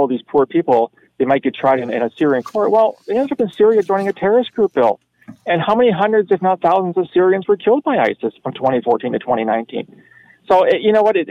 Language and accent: English; Canada; as a Canadian